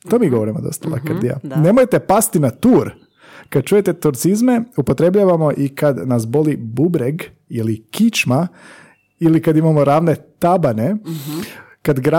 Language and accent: Croatian; Croatia; mi smo iz Hrvatske.